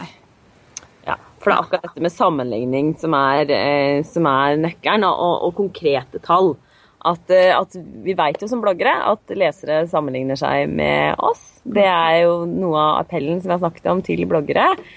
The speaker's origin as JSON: {"language": "Norwegian", "town": "Drammen", "region": "Buskerud", "country": "Norway", "said": "Og så kommer jeg fra Drammen og har tre barn."}